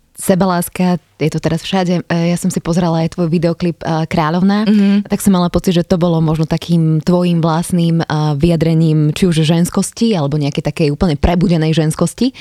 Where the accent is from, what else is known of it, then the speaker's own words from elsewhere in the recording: Žilina, Žilina Region, Slovakia; som zo Žiliny